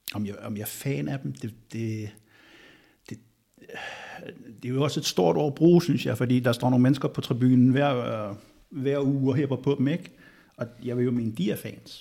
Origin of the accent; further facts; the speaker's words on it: Bornholm, Capital Region of Denmark, Denmark; så kommer jeg jo fra Bornholm